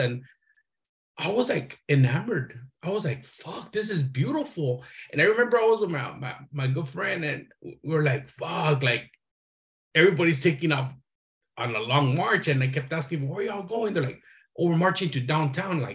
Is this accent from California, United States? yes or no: yes; Los Angeles, California, United States; growing up in Boyle Heights was a trip